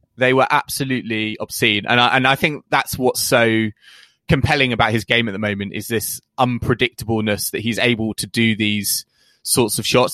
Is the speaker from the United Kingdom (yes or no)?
yes; United Kingdom; a British fan